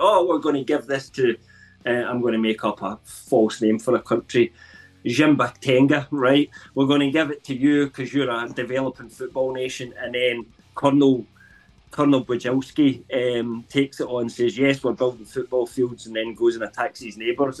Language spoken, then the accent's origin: English; England, United Kingdom; officially I'm English